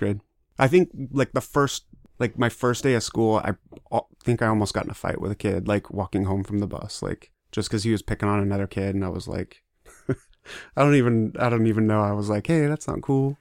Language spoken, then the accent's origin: English; Kent, Washington, United States; also born or lived in Provo, Utah / Ohio / Michigan; I grew up in Kent